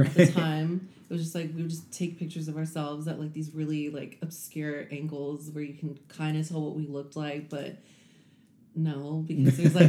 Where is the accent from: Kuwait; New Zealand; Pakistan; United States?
United States; Compton, California; moved away as an adult; also born or lived in Houston; I grew up in Compton